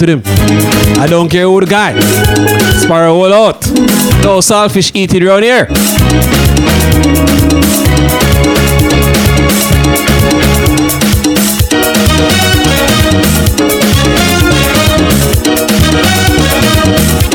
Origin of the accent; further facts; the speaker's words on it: Jamaica; I'm Jamaican